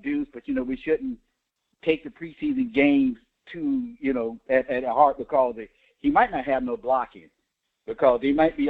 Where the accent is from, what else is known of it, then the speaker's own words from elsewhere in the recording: Tampa Bay area, Florida, United States; I've been born and raised in the Tampa Bay area